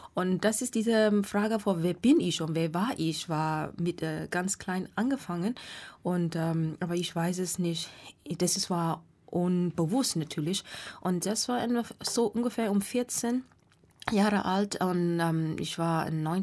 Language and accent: German; Myanmar; German is a second language; moved away as an adult; now in Frankfurt, Germany; ich komme ursprünglich aus Burma oder jetzt nennt man Myanmar